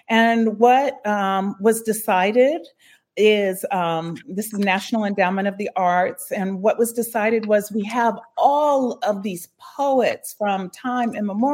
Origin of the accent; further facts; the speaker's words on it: San Bernardino, California, United States; growing up in San Bernardino, I was a latchkey kid.